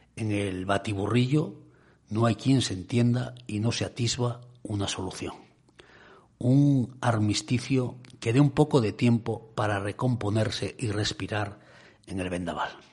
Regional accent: Cudillero, Asturias, Spain; mi pueblo de Cudillero

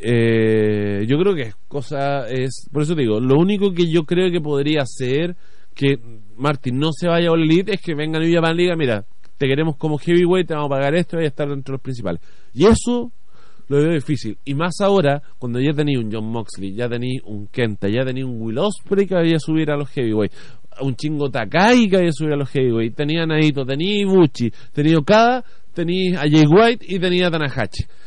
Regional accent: Chile; a nosotros como chilenos

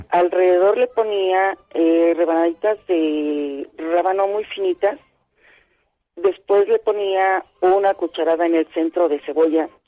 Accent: Tlaltizapán, Morelos, Mexico; also born or lived in Cuautla, Morelos; mi abuelita era de Morelos también. Yo nací en Cuautla, pero me crié con ella en Talcazapan.

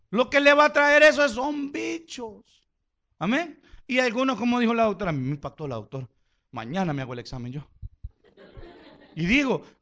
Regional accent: Honduras; Le, yo vengo de Honduras, vengo a esta conferencia, que no qué.

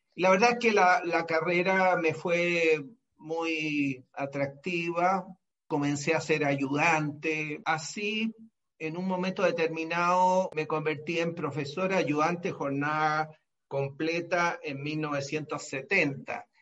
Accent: Santiago, Santiago Metropolitan Region, Chile; Yo nací en Santiago de Chile y en 1944

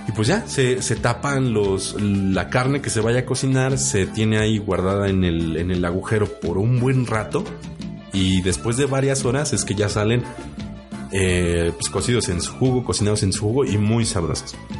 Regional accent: Mexico; como buenos mexicanos

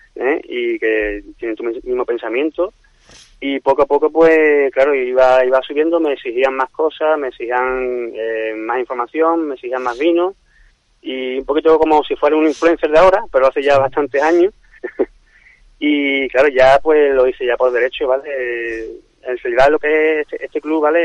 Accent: Cádiz, Andalusia, Spain; now in San Fernando, Spain; Yo soy de Cádiz, pero vamos, llevo ya muchos, muchos años en, San Fernando.

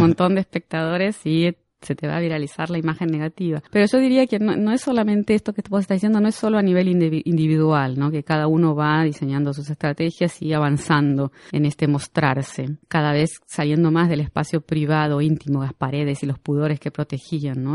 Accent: Argentina; moved away as an adult; now in Brazil; soy argentina, pero vivo en Brasil hace 25 años

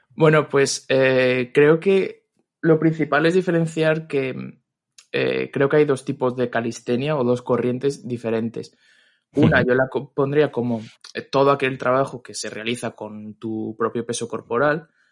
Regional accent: Madrid, Community of Madrid, Spain; soy de Madrid

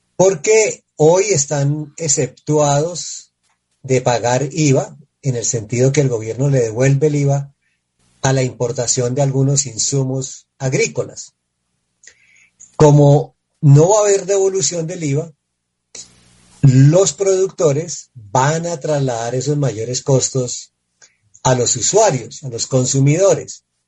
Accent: Colombia; los colombianos que estamos

